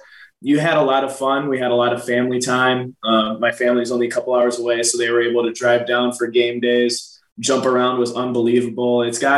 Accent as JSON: {"language": "English", "town": "Green Bay", "region": "Wisconsin", "country": "United States", "tie": "born or raised there", "said": "Shoot, Green Bay is like it's a really, really small town, right?"}